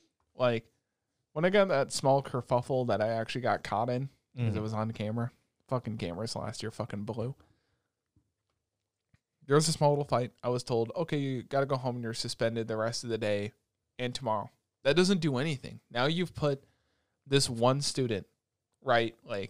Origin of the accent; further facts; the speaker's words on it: Roosevelt, New York, United States; but I feel like it was a cool thing growing up in Roosevelt, because how many people do you know from Roosevelt that are like genuinely racist